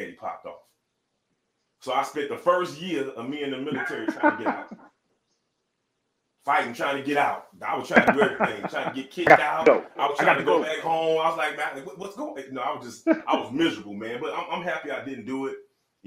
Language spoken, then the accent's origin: English; Miami, Florida, United States; I am from Miami